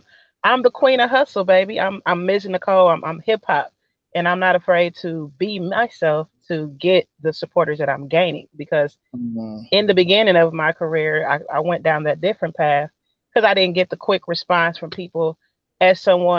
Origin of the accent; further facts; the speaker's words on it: Kansas City, Missouri, United States; Kansas City, baby.